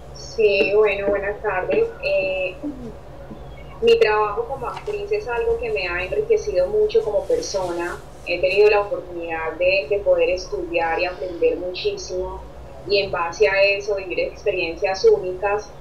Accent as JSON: {"language": "Spanish", "country": "Colombia", "said": "como colombiana que soy, yo en parte me siento muy feliz de ser colombiana"}